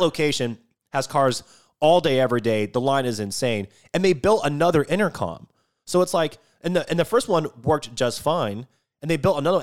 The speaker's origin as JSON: {"language": "English", "region": "Washington", "country": "United States", "tie": "born or raised there", "moved": "yes", "said": "I grew up in Washington State, and growing up, we ate a lot of halibut and a lot of salmon"}